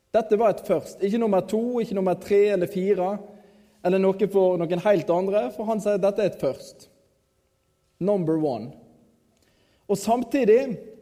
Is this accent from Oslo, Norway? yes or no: no; Radøy, Vestland, Norway; moved away; also born or lived in Kristiansand; jeg kommer fra Radøy